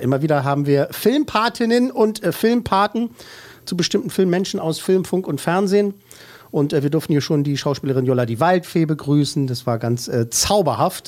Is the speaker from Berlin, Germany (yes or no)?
yes; Berlin, Germany; ich bin im Lieb Süden, im Süden bzw. Westen und so geboren und mhm. aufgewachsen